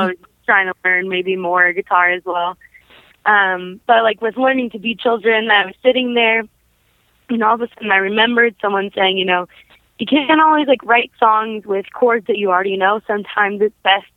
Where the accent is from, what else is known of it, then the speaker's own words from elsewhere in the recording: Brown City, Michigan, United States; also born or lived in Detroit, Michigan; after we lived in Detroit, my family and I moved to a little place called Brown City, Michigan